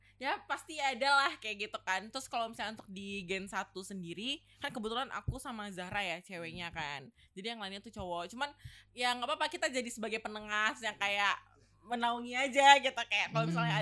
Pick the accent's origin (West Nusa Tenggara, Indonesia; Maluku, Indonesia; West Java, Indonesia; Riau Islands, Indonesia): Riau Islands, Indonesia; Batam; moved away as an adult; now in Surabaya, Indonesia; aku kebetulan anak Batam ya yeah. Jadi kayak yang perantau dari luar Jawa Timur